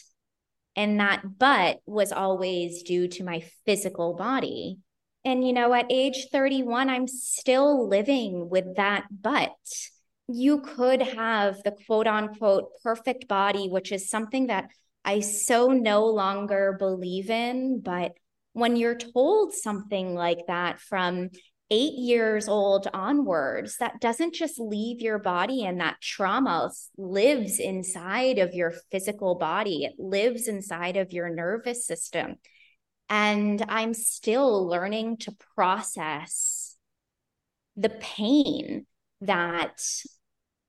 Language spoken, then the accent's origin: English; Boston, Massachusetts, United States; moved away as an adult; also born or lived in Fort Worth, Texas; I was born in Boston, Massachusetts, and so I was put into Boston Ballet right at the ripe age of 3